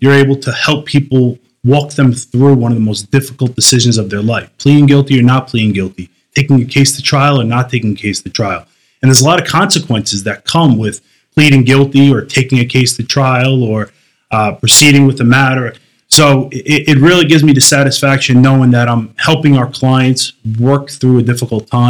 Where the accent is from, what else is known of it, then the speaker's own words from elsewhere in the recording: New York City, New York, United States; being a Brooklyn guy. I grew up in New York.